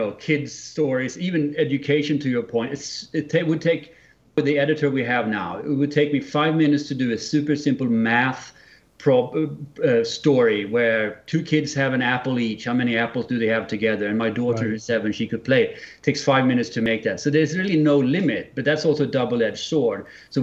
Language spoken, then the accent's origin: English; Sweden; accent: Swinglish; English is a second language; It's my Swinglish accent